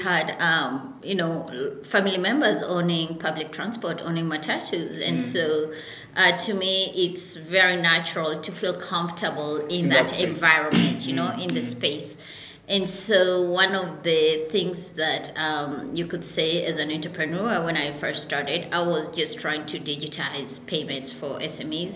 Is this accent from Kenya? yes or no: yes; Nairobi, Kenya; I grew up in Nairobi. I was born and raised in Kasarani.